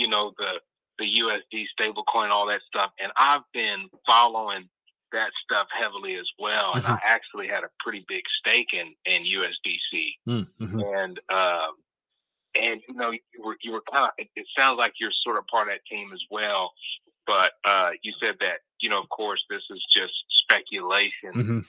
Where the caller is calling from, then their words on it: Midwest, United States; Hey, this is … from the Midwest.